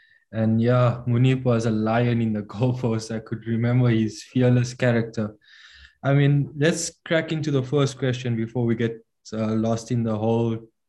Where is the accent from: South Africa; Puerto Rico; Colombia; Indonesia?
South Africa; Limpopo; now in Johannesburg, South Africa; I'm originally from Zinin, Limpopo.